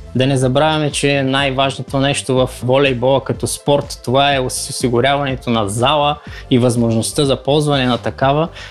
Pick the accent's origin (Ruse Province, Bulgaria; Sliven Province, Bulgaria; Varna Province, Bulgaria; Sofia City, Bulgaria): Sliven Province, Bulgaria; Nova Zagora; moved away as an adult; now in United States; съм от Нова Загора. От 17 години живея в Съединените Американски щати